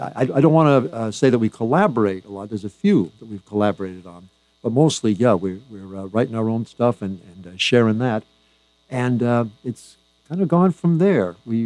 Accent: Natick, Massachusetts, United States; Well, I grew up in Massachusetts, Ken, Natick, Mass., the town of champions

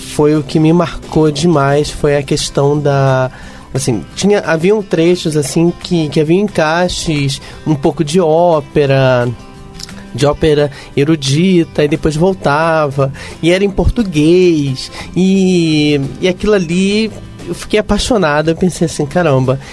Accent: Rio de Janeiro, Brazil; accent: carioca; eu sou carioca

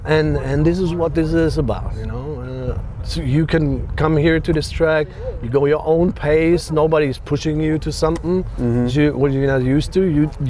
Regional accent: Germany; English is a second language; moved away as an adult; now in United States; I'm born and raised in Germany. I'm happy I could leave that country and get over here. Back in 2008

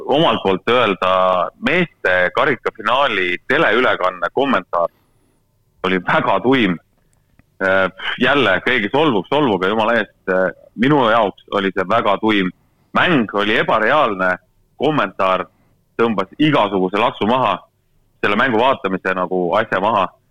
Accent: Estonia; mina olen eestlane

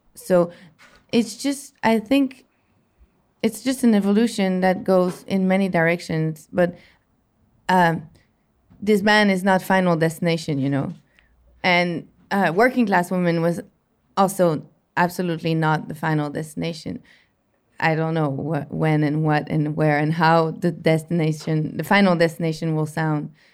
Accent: Montreal, Quebec, Canada; it was in my hometown Montreal

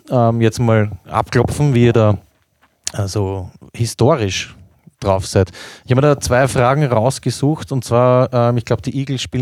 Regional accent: Austria; wie bei uns in Österreich in den letzten Jahren Red Bull Salzburg oder so.

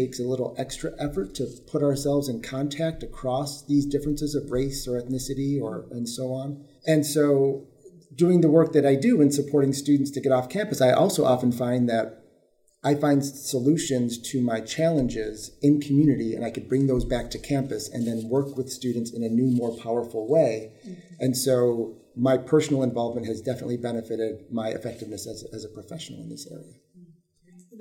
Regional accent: Mount Morris, New York, United States; I grew up in this region on the other side of the Finger Lakes and in a very small community, Mount Morris, New York

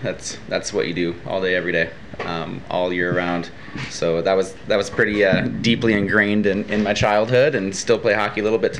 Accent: Rochester, Minnesota, United States; moved away; I'm from southern Minnesota, a town called Rochester. It's, most people know it as the hometown of the Mayo Clinic, so that's what the town's built around. A lot of doctors, a lot of nurses, and then everybody else that supports that.

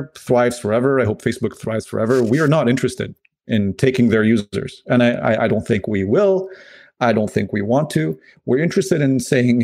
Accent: Lebanon; moved away; I'm originally from Lebanon

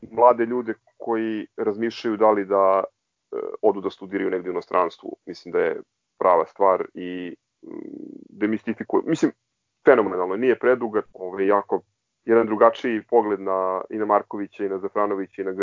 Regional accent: Belgrade, Serbia; odrastajući u Novom Beogradu

